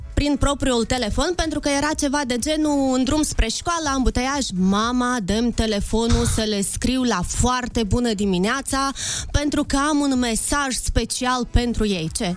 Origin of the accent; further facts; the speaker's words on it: Moldova; suntem din Republica Moldova